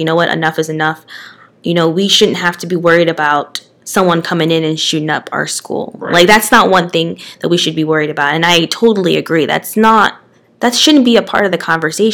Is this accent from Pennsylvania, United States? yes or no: yes; Eastern Pennsylvania, United States; I'm from Eastern Pennsylvania